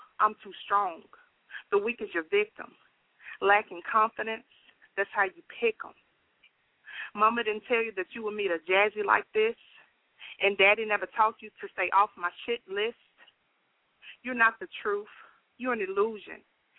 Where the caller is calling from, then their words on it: Nashville, Tennessee, United States; I'm calling from Nashville.